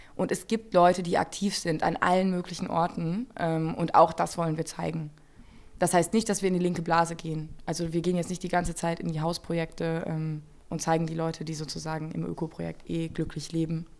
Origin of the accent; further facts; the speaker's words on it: Germany; moved away as an adult; now in Jena, Germany; ich bin 92 im Rheinland geboren. Ähm, also ja, äh, Wessi